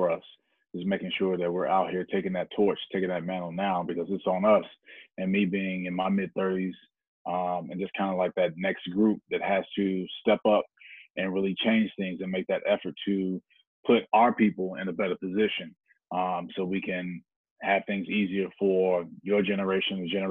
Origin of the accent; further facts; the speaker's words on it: Chicago, Illinois, United States; me growing up in Chicago